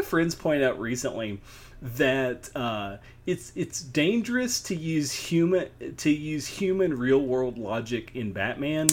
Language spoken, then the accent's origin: English; Tennessee, United States; my home state